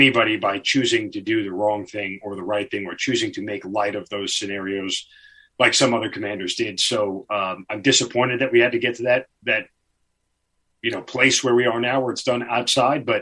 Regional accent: New York, United States; I'm from New York

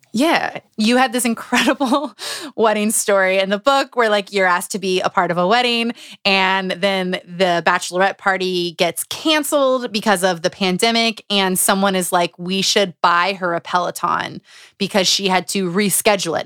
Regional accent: Utah, United States; moved away; I grew up in Utah for, like, six years

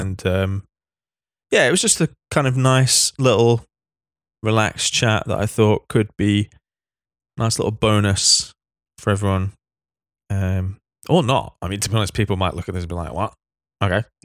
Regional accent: Manchester, North West England, United Kingdom; I grew up in Manchester

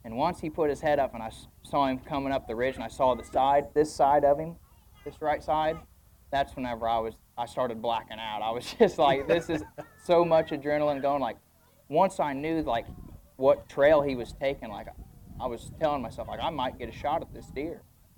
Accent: Greensburg, Indiana, United States; I'm from Greensburg, Indiana, southeastern Indiana. Born there, raised there.

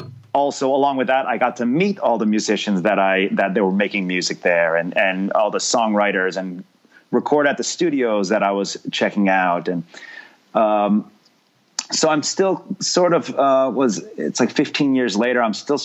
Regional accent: New York, United States; also born or lived in Miami; now in Los Angeles, United States; Yeah, it might have helped that I grew up right outside New York.

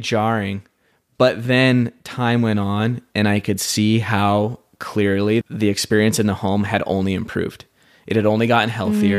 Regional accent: Sandy, Utah, United States; I grew up in Sandy, Utah, so I'm very familiar with the culture and the place

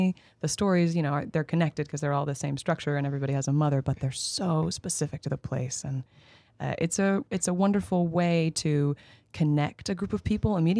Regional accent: just north of New York City, United States; I am a New Yorker, born and raised, but technically I'm from just north of the city

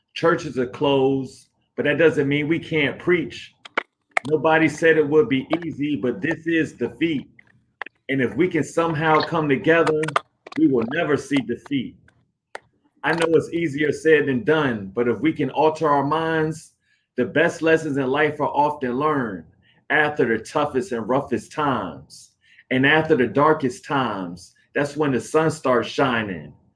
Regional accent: Hampton, Virginia, United States; now in Arlington, United States; originally from Hampton, Virginia, but I live in Arlington, Virginia, like close to the DC area now

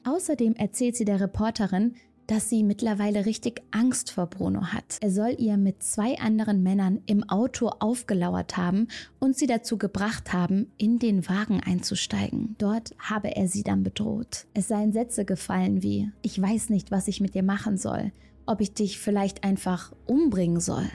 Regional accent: Germany; accent: German; mit meinem deutschen Akzent

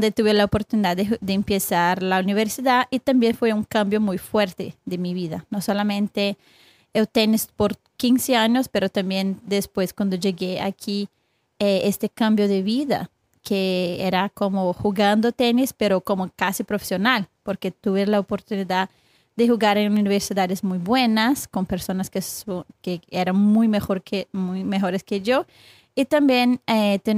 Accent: Brazil; Spanish is a second language; moved away as an adult; now in United States; Yo soy de Brasil. Entonces yo yo estuve aquí hasta, ya tiene como 11 años en Estados Unidos

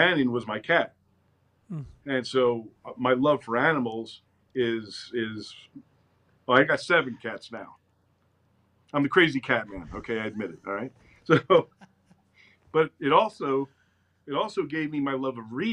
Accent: Princeton, New Jersey, United States; I was born in Princeton, raised there, had loving parents, had a great childhood

